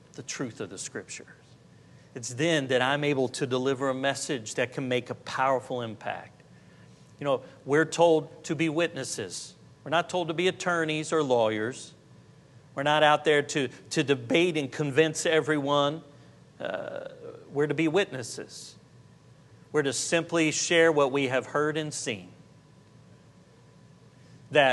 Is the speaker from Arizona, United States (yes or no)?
no; Jacksonville, Florida, United States; I was from Jacksonville, Florida